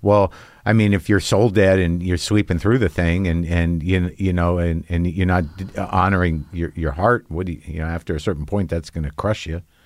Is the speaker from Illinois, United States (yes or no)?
no; New Mexico, United States; I grew up in New Mexico